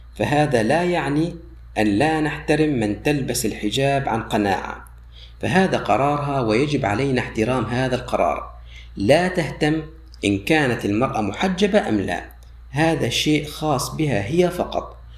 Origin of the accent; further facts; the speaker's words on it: Syria; عندنا في سوريا